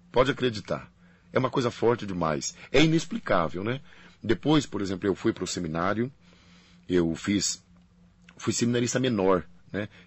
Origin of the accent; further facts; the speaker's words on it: Paraná, Brazil; Não, eu, eu sou paranaense.